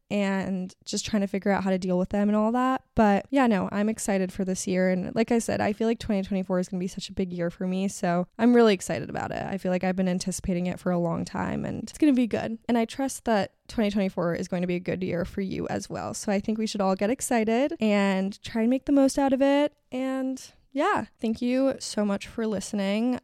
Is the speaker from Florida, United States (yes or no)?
yes; Miami, Florida, United States; moved away; I grew up in Miami